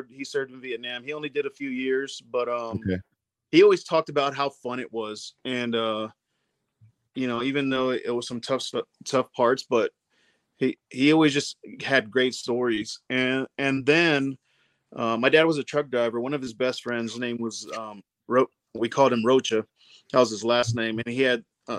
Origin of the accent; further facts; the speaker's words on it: Corpus Christi, Texas, United States; moved away as an adult; also born or lived in Dallas, Texas; originally from Corpus Christi, Texas. Yeah, was born in Corpus. Then when I was young, 4 years old, we moved to Dallas area, and then we ended up moving